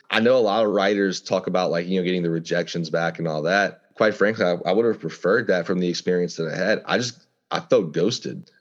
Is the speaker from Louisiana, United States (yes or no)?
yes; Louisiana, United States; growing up in Louisiana, we are surrounded by the wilderness